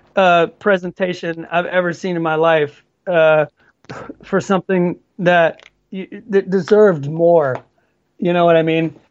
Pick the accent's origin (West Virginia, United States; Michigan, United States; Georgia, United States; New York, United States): Georgia, United States; moved away as an adult; now in Sweden; in Georgia, my home my home state where I grew up.